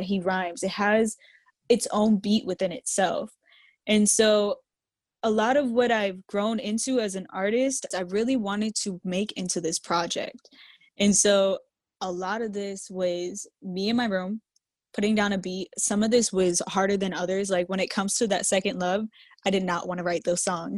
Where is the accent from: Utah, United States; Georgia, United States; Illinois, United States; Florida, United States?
Florida, United States; Jacksonville; also born or lived in Massachusetts; We moved here whenever I was a kid, into Jacksonville.